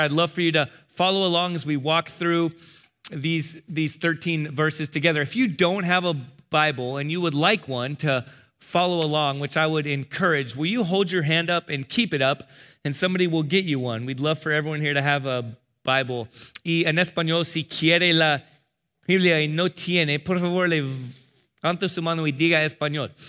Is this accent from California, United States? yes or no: yes; San Diego, California, United States; I'm from San Diego